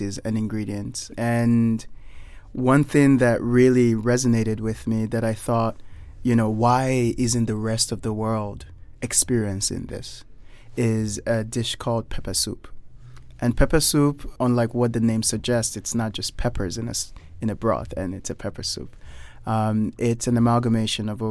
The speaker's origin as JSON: {"language": "English", "country": "Nigeria", "tie": "born or raised there", "also_born_or_lived": "United States / Chicago / California / New York", "moved": "yes", "lives_now": "Lagos, Nigeria", "said": "I was born and raised in Nigeria. Grew up in America, where I went to college"}